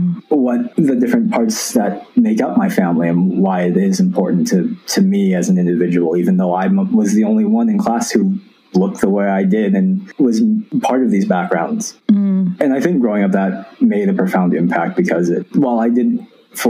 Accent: Arizona, United States; growing up in Arizona with one, not a very big Asian community, two, not a very big Jewish community, weren't too many people like me.

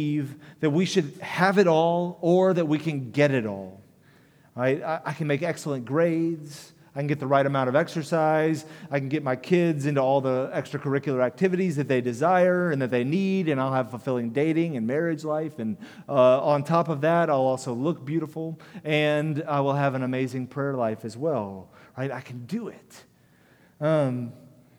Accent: United States; as American Christians

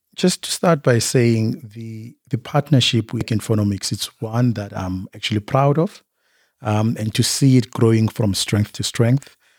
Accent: Bushbuckridge, Mpumalanga, South Africa; I was born in Mpumalanga, Bushbuck Ridge. That's where I was born and bred.

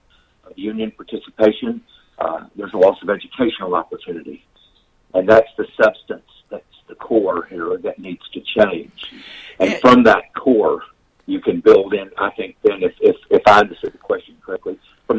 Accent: Texas, United States; my home state of Texas

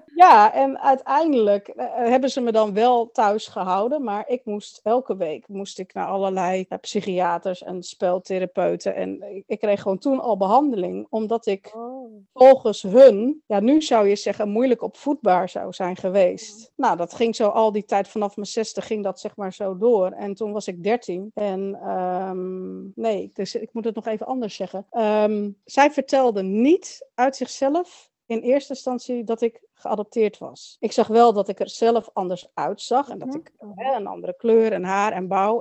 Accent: Netherlands; also born or lived in Chile; ik ben geboren in Chili. Ehm, in 1972, op uh, eh, 19 oktober 1972, kwam ik eh, met het vliegtuig van Chili naar Nederland. Ik ben eh, opgegroeid in een streng christelijk gezin

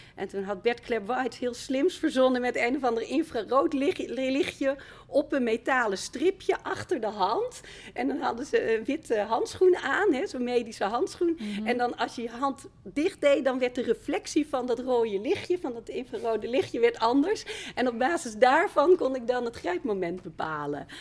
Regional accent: Friesland, Netherlands; moved away as an adult; also born or lived in Amsterdam; Ik kwam uit Friesland

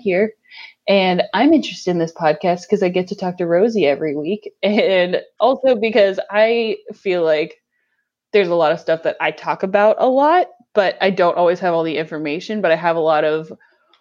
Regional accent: Pittsburgh, Pennsylvania, United States; also born or lived in Meadville, Pennsylvania / Erie, Pennsylvania / California; I am from Pittsburgh originally, born and raised

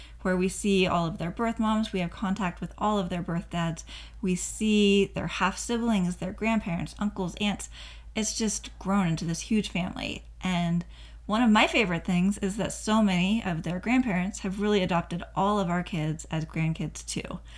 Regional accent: Oregon, United States; moved away as an adult; now in Utah, United States; I'm originally from Oregon

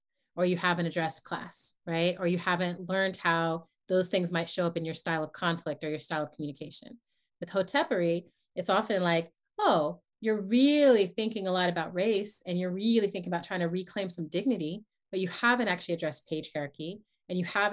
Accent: New York, United States; moved away as an adult; also born or lived in San Francisco Bay Area; I come from New York

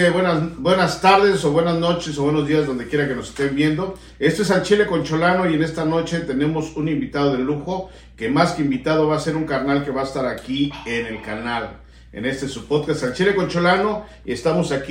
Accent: Mexico City, Mexico; also born or lived in Tepito, Mexico City; Yo soy de la San Felipe de Jesús.

